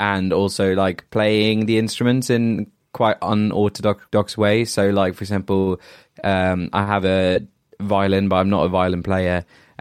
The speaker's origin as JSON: {"language": "English", "country": "Norway", "moved": "yes", "lives_now": "Bristol, United Kingdom", "said": "I'm from Norway"}